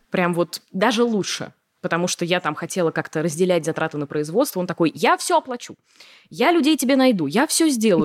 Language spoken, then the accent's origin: Russian; Moscow, Russia; Я коренная москвичка, и училась я в Москве.